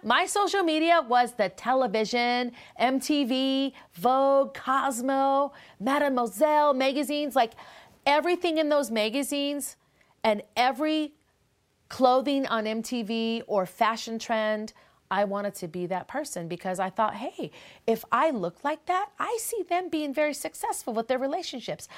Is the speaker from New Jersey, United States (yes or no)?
no; Minneapolis, Minnesota, United States; I come from Minneapolis